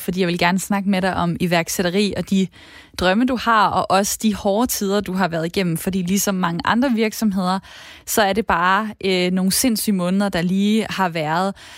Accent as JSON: {"language": "Danish", "town": "Esbjerg", "region": "Southern Denmark", "country": "Denmark", "said": "Jeg er fra Esbjerg"}